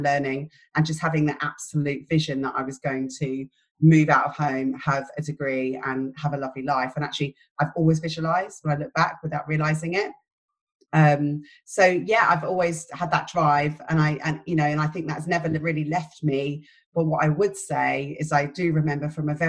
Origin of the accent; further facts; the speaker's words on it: London, United Kingdom; moved away as an adult; now in St Albans, United Kingdom; So I'm from London. I have an Irish family. It's a big family. I grew up in West London